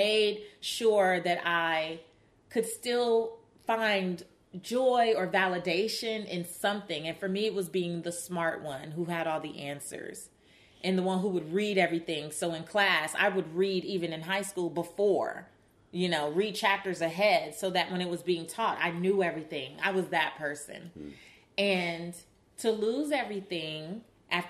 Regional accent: Los Angeles, California, United States; growing up in South Central Los Angeles

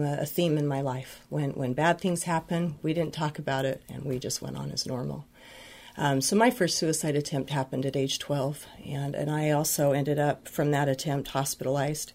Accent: Utah, United States; I grew up in Utah

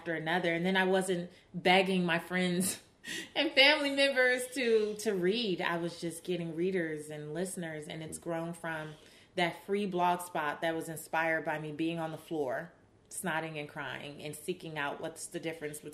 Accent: Los Angeles, California, United States; growing up in South Central Los Angeles

